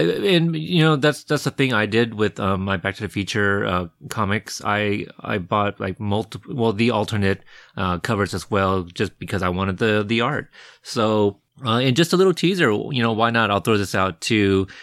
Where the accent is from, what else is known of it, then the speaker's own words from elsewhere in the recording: Pacific Northwest, United States; I'm from the Pacific Northwest, where it's a lot cooler and less